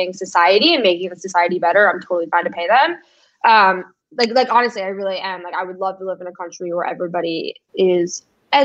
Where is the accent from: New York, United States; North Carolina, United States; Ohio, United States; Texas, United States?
New York, United States; New York City; growing up in New York City